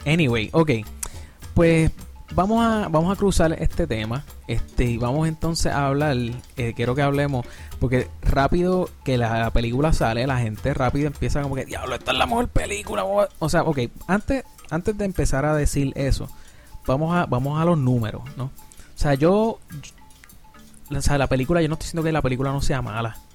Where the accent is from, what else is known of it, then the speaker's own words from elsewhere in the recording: Puerto Rico; Yo soy de Puerto Rico